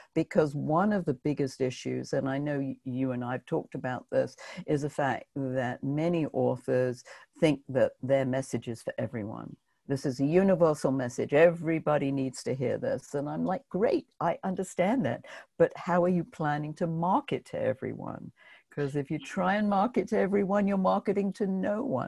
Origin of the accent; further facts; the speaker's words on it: United Kingdom; now in New York, United States; being British